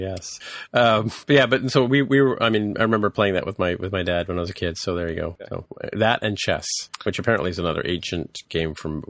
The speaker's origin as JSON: {"language": "English", "region": "England", "country": "United Kingdom", "said": "No, because I came from England where we played Snakes and Ladders."}